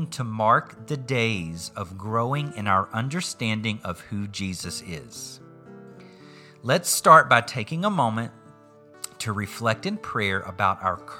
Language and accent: English; southeastern U.S., Southeastern United States, United States; accent: Southern; I grew up in a place and culture in the southeastern U.S. where family was important.